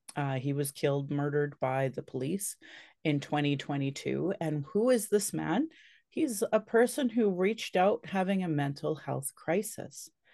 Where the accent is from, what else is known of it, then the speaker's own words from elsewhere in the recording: Calgary, Alberta, Canada; I was born in Calgary